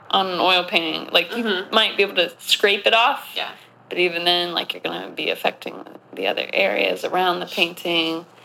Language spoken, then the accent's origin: English; Southwest, United States; Oh God! I grew up